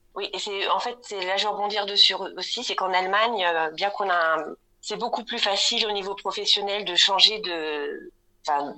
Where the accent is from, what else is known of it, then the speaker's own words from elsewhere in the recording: Rouen, Normandy, France; moved away as an adult; also born or lived in Germany; now in Munich, Germany; je suis née en Normandie à Rouen